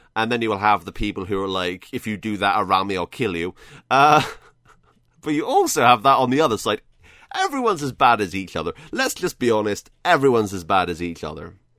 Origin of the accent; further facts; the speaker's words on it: United Kingdom; I'm British.